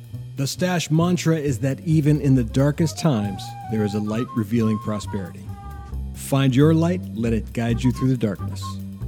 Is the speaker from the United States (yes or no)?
yes; Ohio, United States; now in Maryland, United States; I grew up in Ohio, so I'm used to snow from like, you know, November until, I don't know, April.